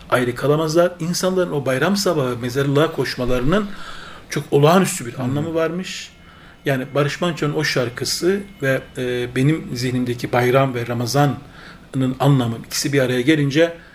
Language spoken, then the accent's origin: Turkish; Gürlen, Turkey; Evet. Gürlen köyü. Gürlen köyü benim köyüm.